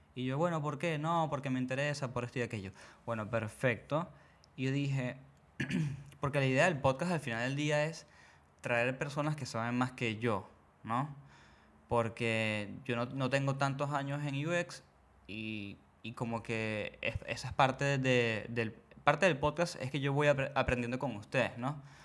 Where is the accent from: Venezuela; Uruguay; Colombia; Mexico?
Venezuela; obviamente soy de Venezuela